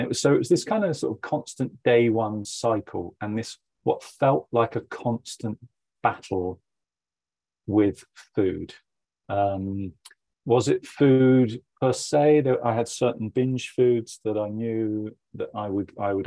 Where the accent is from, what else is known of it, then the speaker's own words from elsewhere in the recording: Somerset, South West England, United Kingdom; I grew up in Somerset, in England